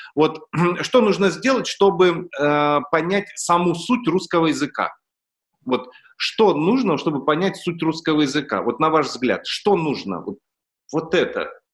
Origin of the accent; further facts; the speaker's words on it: Russia; я родился в России